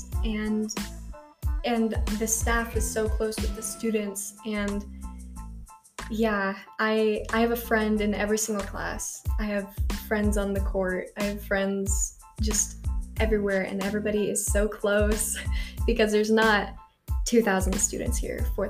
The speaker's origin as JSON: {"language": "English", "town": "Apache Junction", "region": "Arizona", "country": "United States", "said": "I'm from here"}